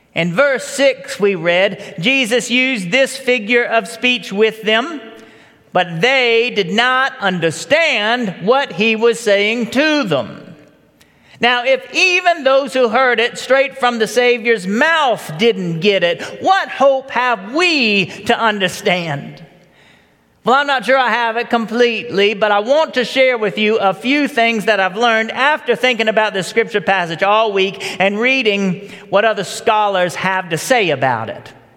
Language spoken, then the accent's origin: English; Marietta, Georgia, United States; also born or lived in Virginia Highlands, Atlanta; I was eight years old, and we had just moved into the Charlton Forge subdivision of, off Powder Springs Road. We moved there from Virginia Highlands, like so many others who, who left Atlanta to come out here to the suburbs. For us, Marietta was the other side of a wall.